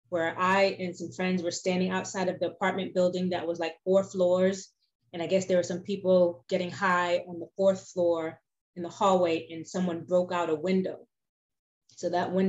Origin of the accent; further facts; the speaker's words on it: New York City, New York, United States; I was born in Brooklyn, New York, in a part of Brooklyn called Bedford-Stuyvesant, which back in those days was one of the rougher areas in Brooklyn. Right now it's getting gentrified, so it's kinder and gentler in some areas, but not so much when I was growing up there.